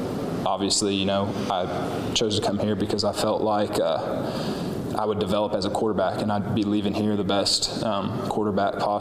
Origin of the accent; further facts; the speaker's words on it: Lubbock, Texas, United States; I grew up in Lubbock, so I've been watching the Big 12 my entire life